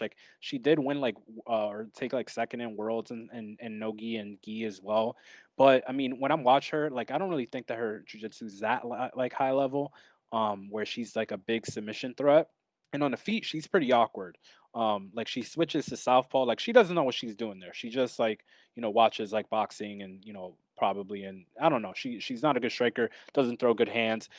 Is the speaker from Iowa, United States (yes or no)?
no; New York, United States; I'm from New York